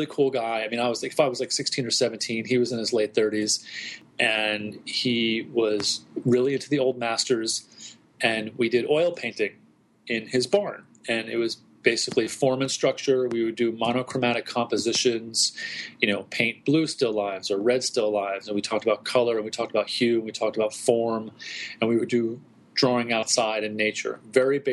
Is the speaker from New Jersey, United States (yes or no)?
yes; New Jersey, United States; now in Brooklyn, United States; I was raised in New Jersey, right outside of Manhattan.